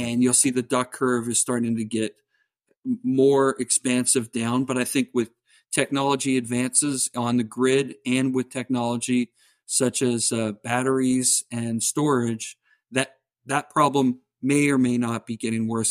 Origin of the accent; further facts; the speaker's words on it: southern Ontario, Canada; accent: Canadian; I'm Canadian, so if you hear the oots and the boots, tha-, that's where it's from